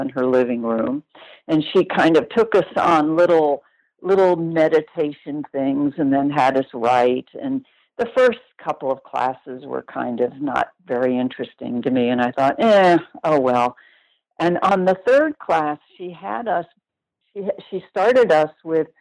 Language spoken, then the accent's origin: English; New York, United States; moved away as an adult; also born or lived in Los Angeles; I lived near New York all my life